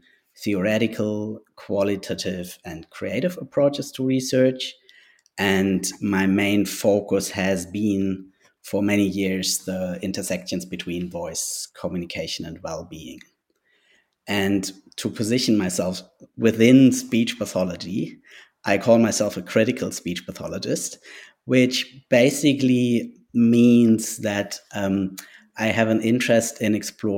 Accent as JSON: {"language": "English", "country": "Germany", "also_born_or_lived": "Sweden (ancestry)", "first_language": "German", "second_language": "English", "moved": "yes", "lives_now": "Macleod, Australia", "said": "I am a white colonial settler and migrant from Germany. So my first language is German"}